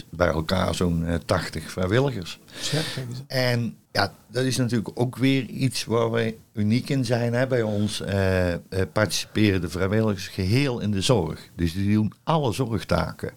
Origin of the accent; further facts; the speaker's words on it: North Brabant, Netherlands; moved away as an adult; also born or lived in Zevenbergen / Goeree-Overflakkee; ik kom uit Brabant en ik werk nu zes jaar hier